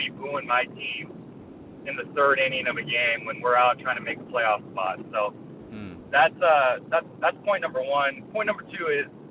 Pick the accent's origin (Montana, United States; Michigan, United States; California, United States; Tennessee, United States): California, United States; San Diego; I'm born and raised in San Diego